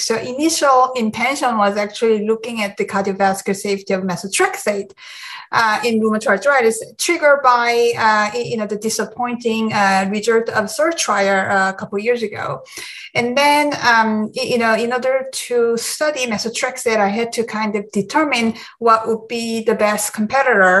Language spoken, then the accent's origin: English; South Korea; moved away as an adult; now in United States; I grew up in Korea, and I went to medical school in Korea